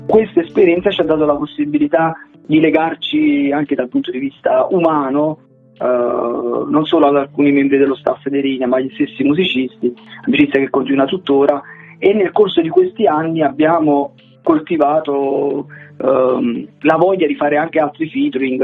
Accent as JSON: {"language": "Italian", "town": "Caserta", "region": "Campania", "country": "Italy", "said": "qui a Caserta, che noi siamo di Caserta e siamo una delle poche band terrone"}